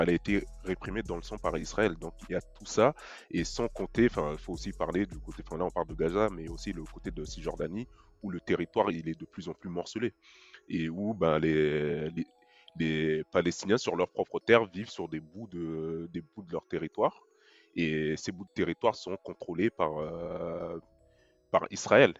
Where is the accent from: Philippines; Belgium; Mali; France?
Mali; je suis malien